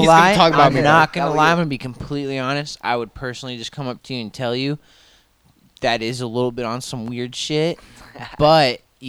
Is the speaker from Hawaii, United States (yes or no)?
no; Portland, Oregon, United States; I'm from Portland, Oregon. Born and raised.